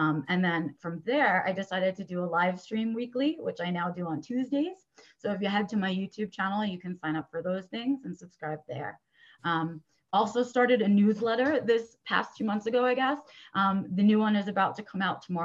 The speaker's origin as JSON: {"language": "English", "town": "New York City", "region": "New York", "country": "United States", "tie": "born or raised there", "said": "I was born and raised in New York City"}